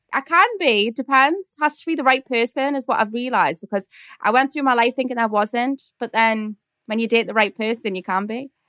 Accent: Newcastle upon Tyne, North East England, United Kingdom; accent: Geordie; my Geordie accent is, like, intense.

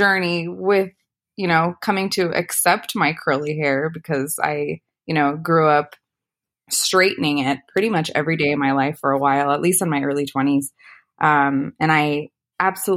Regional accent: Arizona, United States; moved away as an adult; also born or lived in California; now in Las Vegas, United States; I was born in California, but raised in Arizona. And I grew up there, went to college there

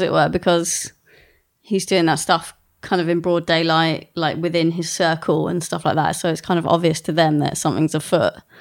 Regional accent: England, United Kingdom; I grew up in a village which is even smaller than

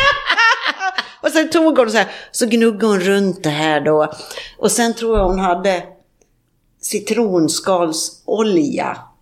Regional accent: Sweden; moved away; hemma i Sverige

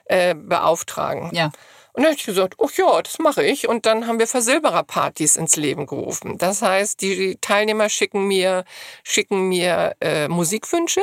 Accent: Hamburg, Germany; wir kommen alle aus Hamburg

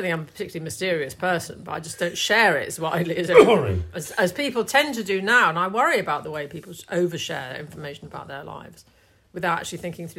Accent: London, United Kingdom; I came from London in the 1970s

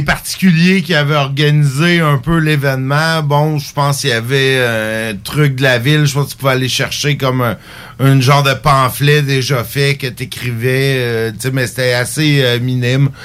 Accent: Saint-Jérôme, Quebec, Canada; also born or lived in Rimouski; now in Lévis, Canada; Je viens pas d'ici, mais ça faites 12 ans. Saint-Jérôme, euh, dans les Laurentides, mais en fait. Euh, je suis parti de Saint-Jérôme pour aller d'abord à Rimouski

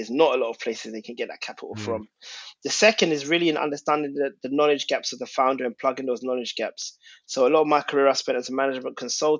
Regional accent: London, United Kingdom; And growing up, I'm of Ghanaian origin, and Tottenham's a very multicultural and unique place, as you know, because you've lived there. And in Tottenham, like, going primary school and living there

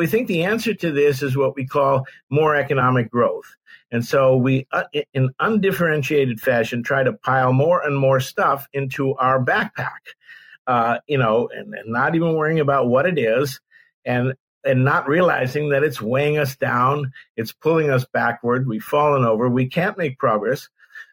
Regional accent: San Francisco Bay Area, California, United States; I grew up in the San Francisco Bay Area.

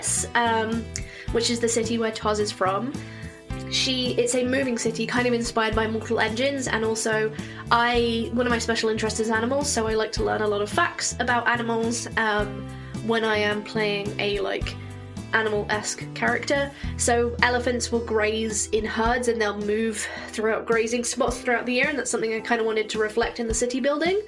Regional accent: England, United Kingdom; I'm English, but my family has Scottish heritage

